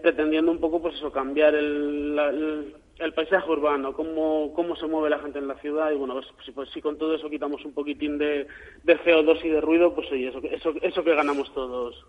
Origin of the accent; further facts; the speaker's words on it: Valencia, Valencian Community, Spain; yo como valenciano, pues al final uno tiene, tira también para la terreta.